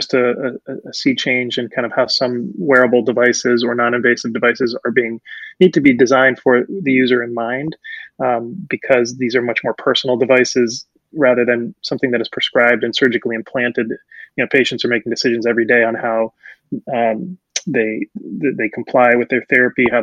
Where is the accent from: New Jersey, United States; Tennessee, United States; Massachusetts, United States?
Massachusetts, United States; Amherst; English is a second language; also born or lived in Puerto Rico; I grew up in Amherst, which is very sort of liberal, happy, they call it the Happy Valley college town